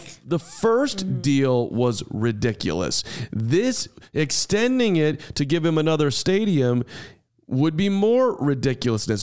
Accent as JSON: {"language": "English", "town": "Highland Park", "region": "Illinois", "country": "United States", "tie": "born or raised there", "said": "I grew up in Highland Park, Illinois"}